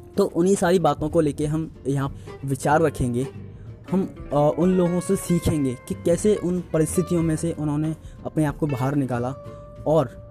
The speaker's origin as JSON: {"language": "Hindi", "town": "Agra", "region": "Uttar Pradesh", "country": "India", "said": "मैं आगरा से बिलोंग कर"}